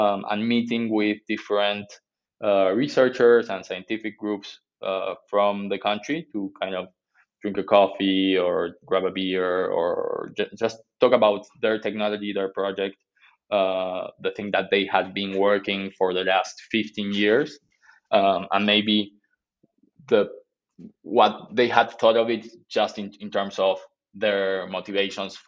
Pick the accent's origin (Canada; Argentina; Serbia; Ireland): Argentina; I'm from Argentina